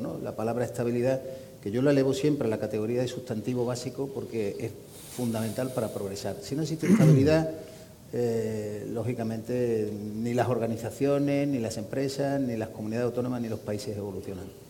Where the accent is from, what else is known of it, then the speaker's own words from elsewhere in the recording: Andalusia, Spain; accent: Andalusian; los que somos andaluces